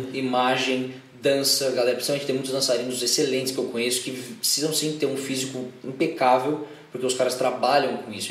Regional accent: São Paulo, Brazil; sou daqui de São Paulo mesmo

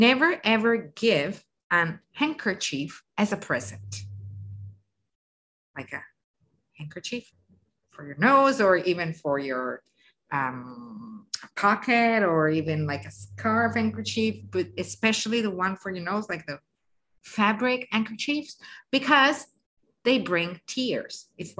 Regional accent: the North, northern Italy, Italy; I'm from the North

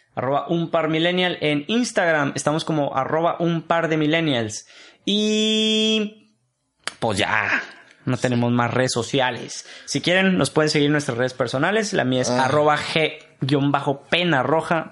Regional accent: Mexico; Nosotros como mexicanos

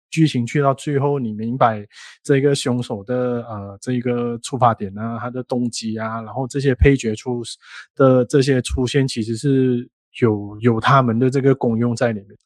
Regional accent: Malaysia; 因为我们是马来西亚人啊

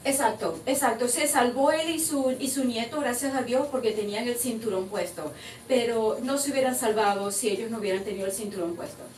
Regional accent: Maracaibo, Zulia, Venezuela; moved away as an adult; also born or lived in Valencia, Venezuela; now in United States; Yo soy de Maracaibo

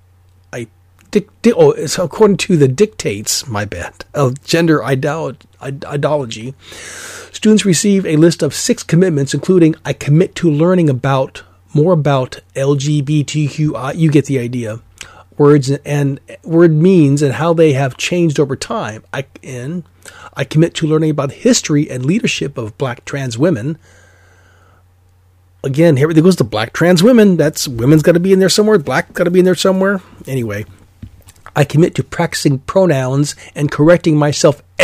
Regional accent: Alaska, United States; moved away; I'm from Alaska originally

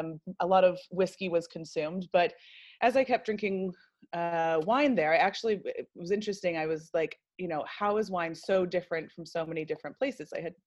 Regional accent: United States; So obviously you can tell by my accent that I am not South African. I grew up in America and lived kind of all over the place.

